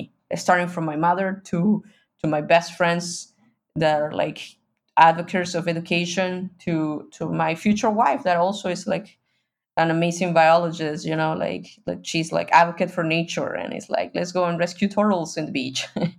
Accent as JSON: {"language": "English", "country": "Mexico", "said": "I'm from Mexico, but I was a privileged person in Mexico."}